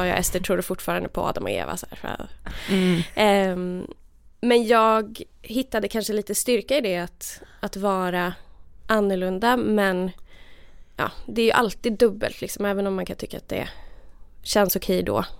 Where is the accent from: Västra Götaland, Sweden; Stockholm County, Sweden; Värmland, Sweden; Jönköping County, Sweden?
Värmland, Sweden; moved away as an adult; jag kom ju då från, från Värmland där jag var så här, lite så här uh, udda frikyrkounge